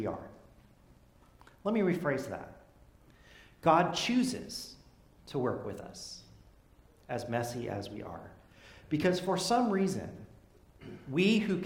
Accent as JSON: {"language": "English", "town": "Fresno", "region": "California", "country": "United States", "said": "I come from Fresno, land of plenty"}